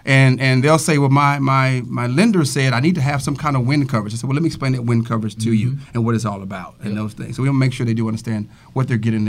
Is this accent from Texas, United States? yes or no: yes; Galveston, Texas, United States; I'm from Galveston myself